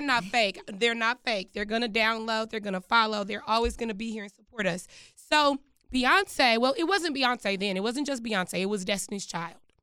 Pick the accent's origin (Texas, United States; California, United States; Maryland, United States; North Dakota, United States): Texas, United States; Dallas; moved away; also born or lived in Washington, D.C.; I grew up in Dallas, Texas